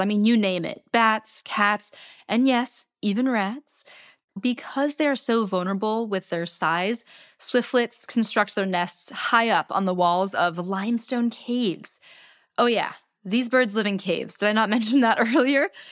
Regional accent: United States; my home country, the United States of America

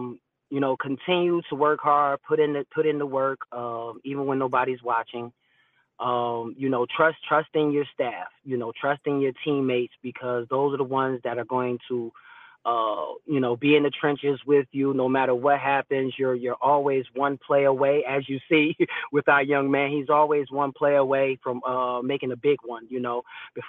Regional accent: New Jersey, United States; I'm coming from Jersey and he's at home.

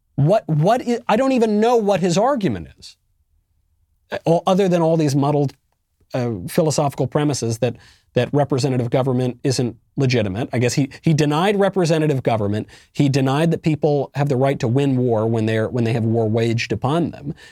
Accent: United States; now in Tennessee, United States; I'm an American.

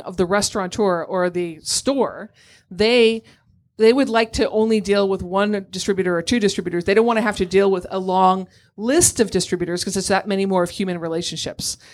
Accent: Massachusetts, United States; now in New York City, United States; I grew up in Massachusetts and I live in New York City.

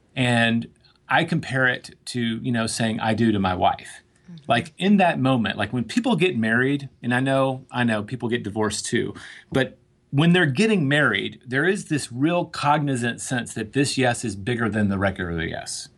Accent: Tennessee, United States; moved away; also born or lived in New York; growing up in Tennessee

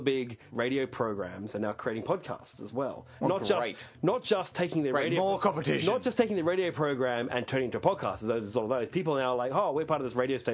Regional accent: Australia; I'm from Australia

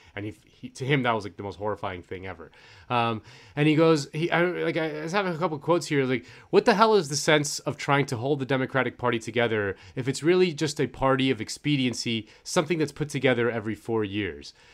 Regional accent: Florida, United States; moved away; I'm from Florida, so all my friends are, they're back at home in Florida

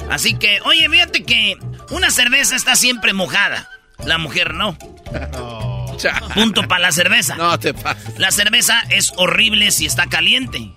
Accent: Mexico; como buen macho mexicano dije pa acá

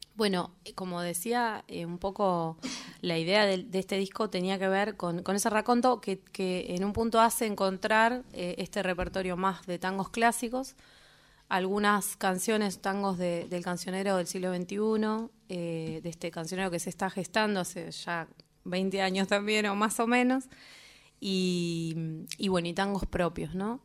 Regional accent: La Plata, Buenos Aires Province, Argentina; also born or lived in Lanús; yo soy de La Plata

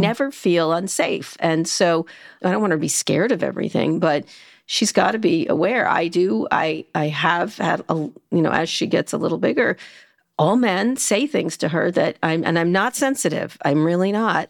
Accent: Princeton, New Jersey, United States; I grew up in Princeton

